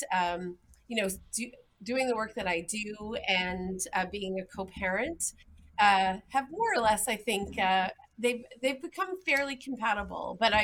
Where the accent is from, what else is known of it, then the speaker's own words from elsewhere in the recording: Newfoundland and Labrador, Canada; moved away as an adult; also born or lived in Ontario; now in North Grenville, Canada; I was born and raised in Newfoundland and Labrador.